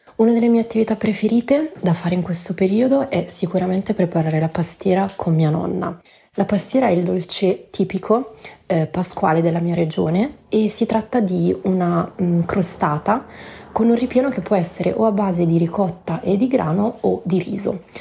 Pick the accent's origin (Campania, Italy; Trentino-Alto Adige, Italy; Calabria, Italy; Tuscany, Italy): Tuscany, Italy; Florence; io sono una fiorentina doc, nata e cresciuta a Firenze